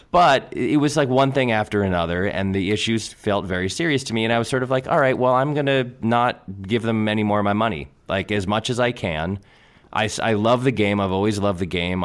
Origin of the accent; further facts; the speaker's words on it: New England, United States; I grew up in New England.